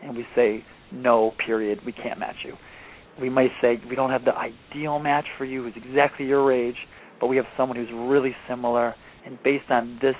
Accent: Michigan, United States; I'm from Michigan. Yep. I played football in high school

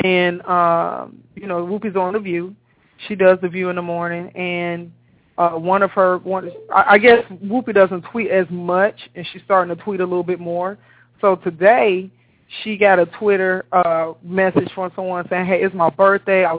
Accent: Chicago, Illinois, United States; also born or lived in Savannah, Georgia / Florida; now in Atlanta, United States; I'm born and raised in Chicago, but I left Chicago in 93, and I've been south ever since

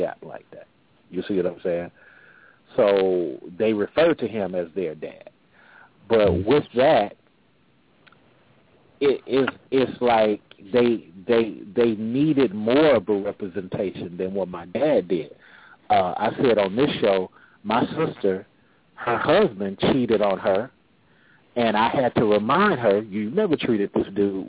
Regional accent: California, United States; now in Atlanta, United States; I'm originally from California

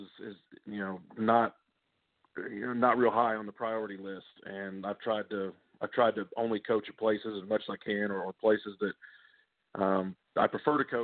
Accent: Summerville, South Carolina, United States; I'm actually from Somerville High School, you know, Somerville, South Carolina.

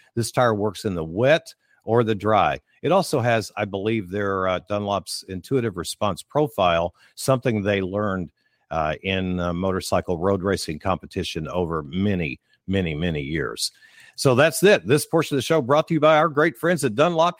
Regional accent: Kentucky, United States; moved away as an adult; now in Florida, United States; I'm from Kentucky, lived there till I moved to Florida nine years ago

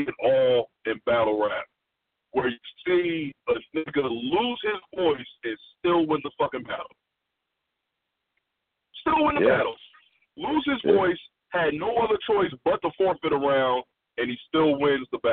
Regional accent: New Jersey, United States; I'm from Jersey

